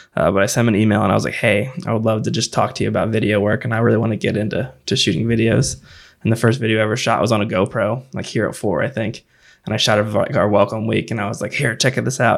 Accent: Festus, Missouri, United States; also born or lived in Jacksonville, Illinois; Main and Mill Brewing Company in Festus. So it's my hometown

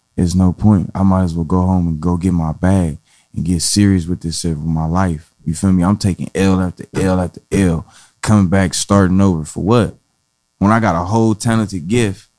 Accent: Compton, California, United States; I'm from Compton, California, the West Side to be exact, Alonzo Central

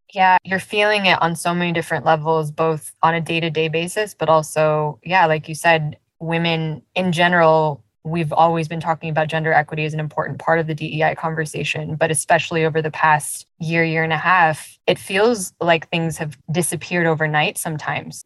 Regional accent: Los Angeles, California, United States; a daughter of immigrants myself growing up in the US. And even in a place that was as diverse as Los Angeles

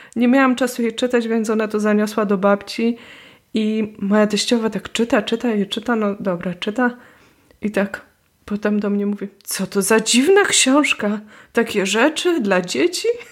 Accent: Poznań, Greater Poland, Poland; moved away; also born or lived in Wrocław / Warsaw; jestem z Poznania, więc tu używam tego słowa e, na kromki

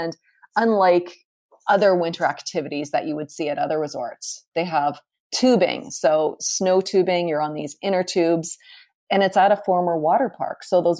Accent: Calgary, Alberta, Canada; The airport for that is in my hometown of Calgary.

